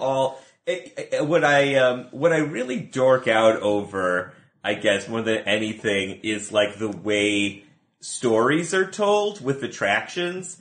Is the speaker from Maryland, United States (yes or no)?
no; Buffalo, New York, United States; moved away as an adult; now in Los Angeles, United States; I did not grow up here. I grew up in Buffalo, New York